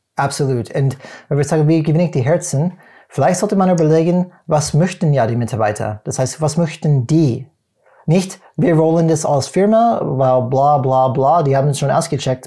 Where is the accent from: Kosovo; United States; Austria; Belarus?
United States; German is a second language; moved away; als Amerikaner